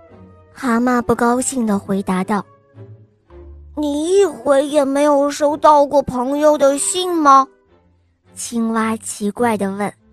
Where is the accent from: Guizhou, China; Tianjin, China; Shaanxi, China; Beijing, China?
Beijing, China; 今年我五岁半了，我来自北京